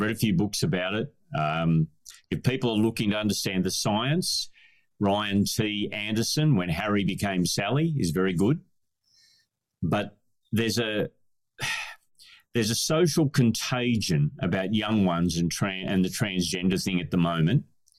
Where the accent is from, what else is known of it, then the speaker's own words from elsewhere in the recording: Scotland, United Kingdom; You wear a kilt as a Scotsman, it's not... It's just a different expression of gender.